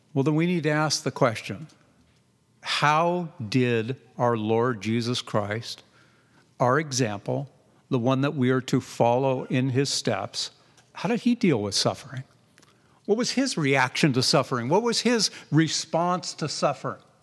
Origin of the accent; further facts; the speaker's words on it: Southern California, United States; now in Redland, Oregon, United States; I grew up in Southern California